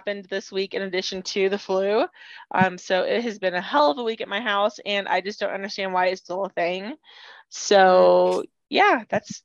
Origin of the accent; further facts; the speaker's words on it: South Texas, United States; I'm from South Texas. We do tamales